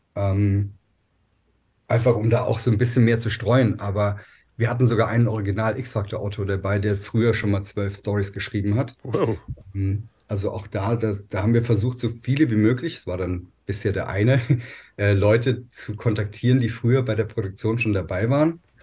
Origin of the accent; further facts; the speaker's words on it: Germany; bei uns in Deutschland